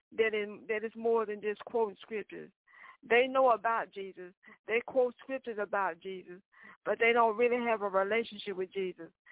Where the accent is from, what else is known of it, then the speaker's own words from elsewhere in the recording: the South, United States; I'm from the South.